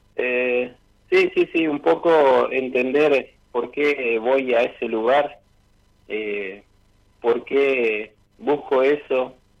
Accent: General Roca, Río Negro, Argentina; moved away as an adult; now in Neuquén, Argentina; soy de Roca, ahora estoy viviendo actualmente por trabajo en Neuquén hace ocho años

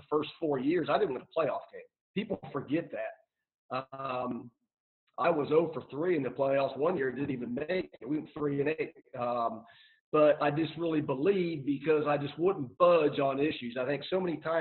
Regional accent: Ohio, United States; now in Tarboro, United States; I'm from Ohio, I take my family back to Ohio

